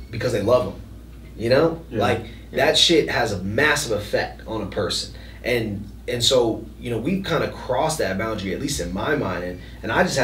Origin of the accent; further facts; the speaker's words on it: Minneapolis, Minnesota, United States; Like I'm from Minneapolis. I'm from the south side of Minneapolis.